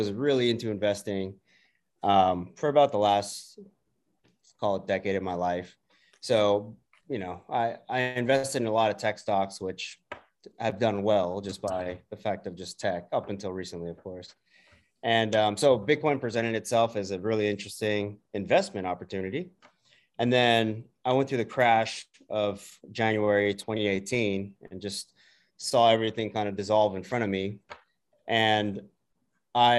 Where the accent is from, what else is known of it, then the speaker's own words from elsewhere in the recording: Bay Area, California, United States; I'm born and raised in the Bay Area